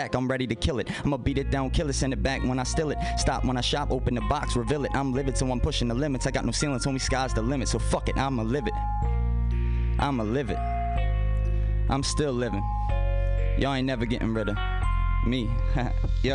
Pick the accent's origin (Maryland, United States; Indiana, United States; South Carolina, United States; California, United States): Maryland, United States; Baltimore; I was from Baltimore